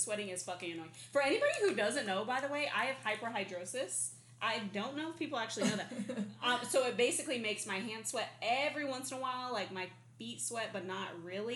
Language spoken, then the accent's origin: English; Arizona, United States; now in California, United States; I was born and raised in Arizona